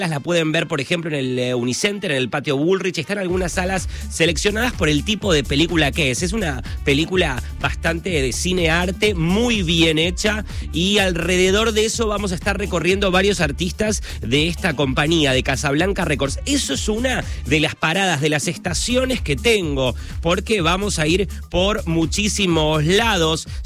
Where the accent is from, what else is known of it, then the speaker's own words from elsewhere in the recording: Barracas, Buenos Aires, Argentina; Son, claro, los hermanos de mi papá, así que somos todos ahí de Barracas.